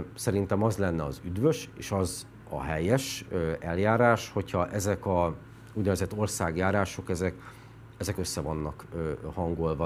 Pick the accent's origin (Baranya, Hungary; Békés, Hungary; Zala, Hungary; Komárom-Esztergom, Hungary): Békés, Hungary; moved away as an adult; also born or lived in Budapest; Békés ott születtem, ott nőttem fel